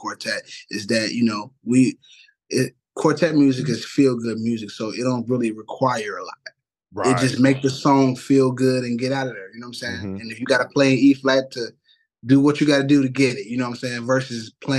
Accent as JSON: {"language": "English", "town": "Chicago", "region": "Illinois", "country": "United States", "tie": "born or raised there", "said": "I'm born and raised in Chicago, West Side"}